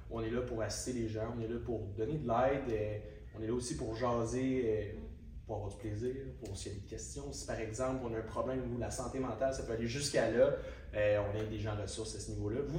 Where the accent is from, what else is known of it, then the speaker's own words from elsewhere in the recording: Quebec City, Quebec, Canada; Je suis l'homme de 21 ans qui vient de Québec